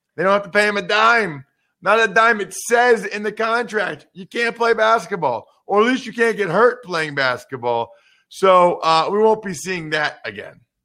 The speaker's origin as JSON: {"language": "English", "region": "Pennsylvania", "country": "United States", "said": "I'm from Pennsylvania"}